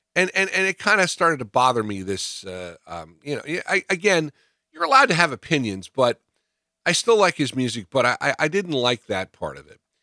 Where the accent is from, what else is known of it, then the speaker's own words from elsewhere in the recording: New Jersey, United States; Growing up in New Jersey